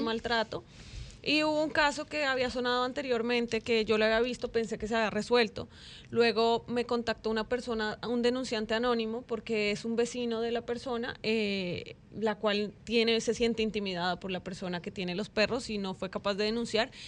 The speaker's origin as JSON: {"language": "Spanish", "country": "Colombia", "moved": "as an adult", "lives_now": "Dominican Republic", "said": "yo soy de Colombia, yo amo este país"}